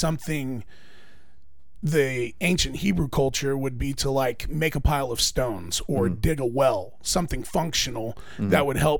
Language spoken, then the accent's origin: English; Oklahoma, United States; I grew up a Braves fan. I thought that I was Native American growing up in Oklahoma. Turns out I'm not.